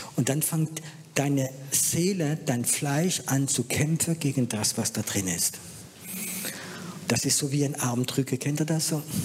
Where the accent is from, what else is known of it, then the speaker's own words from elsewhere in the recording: France; moved away; Ich bin halt Franzose